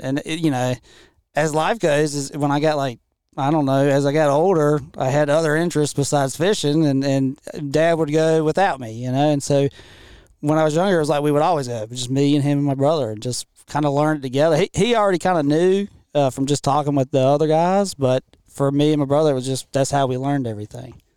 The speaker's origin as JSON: {"language": "English", "area": "Washington County", "region": "North Carolina", "country": "United States", "tie": "born or raised there", "said": "I grew up in Washington County, not too far from here"}